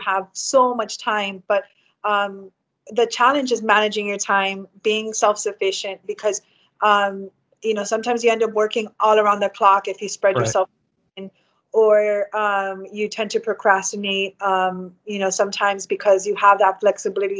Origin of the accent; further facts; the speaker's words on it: Hialeah, Florida, United States; I grew up in West Hialeah. Both my parents lived there when I was born. And so I grew up there all my life